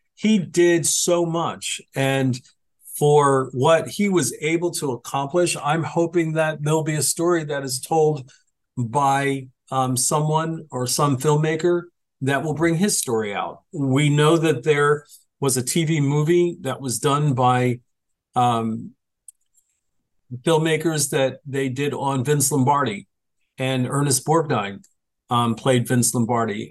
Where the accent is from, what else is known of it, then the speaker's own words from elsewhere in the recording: Phoenixville, Pennsylvania, United States; played in my hometown of Phoenixville, Pennsylvania